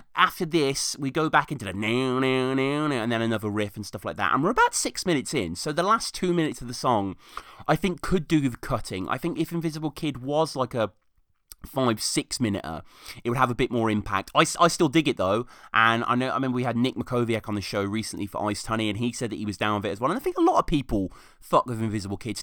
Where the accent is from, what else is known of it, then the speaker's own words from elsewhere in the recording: United Kingdom; I'm Brit over here